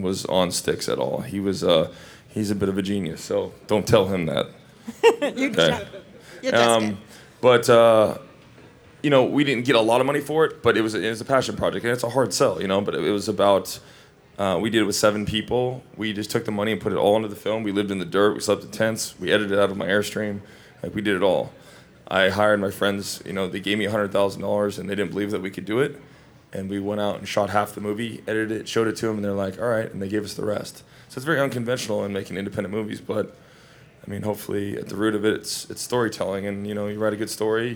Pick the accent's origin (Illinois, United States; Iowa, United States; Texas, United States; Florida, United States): Iowa, United States; moved away; also born or lived in Hawaii; I was raised in Iowa my whole life